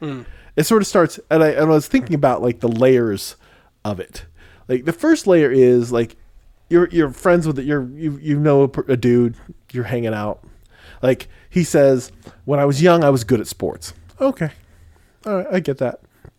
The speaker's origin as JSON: {"language": "English", "country": "Spain", "tie": "born there", "said": "But I was born in Spain. I have an accent that I've affected."}